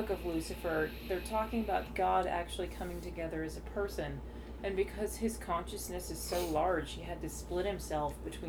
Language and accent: English; United States; we're American.